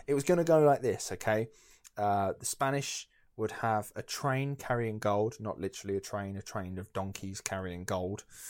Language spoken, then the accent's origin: English; Essex, East of England, United Kingdom; I'm from Essex